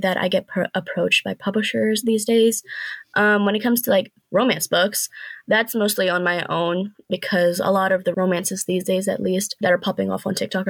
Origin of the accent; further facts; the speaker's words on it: Pakistan; Like being Pakistani myself, I do, you know, no, yeah, we're all Pakistani.